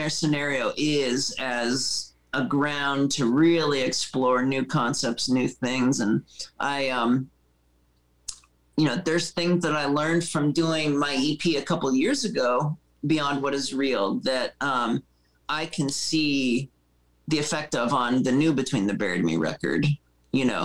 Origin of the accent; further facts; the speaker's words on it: Erie, Pennsylvania, United States; moved away as an adult; also born or lived in North Carolina; I grew up in Erie, Pennsylvania, where I was in band since I was 12 and I moved to North Carolina when I was 20.